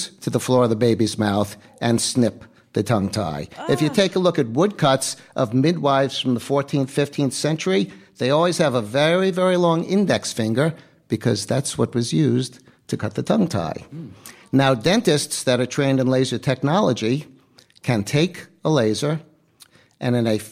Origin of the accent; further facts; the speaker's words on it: New York, United States; Born and raised New Yorker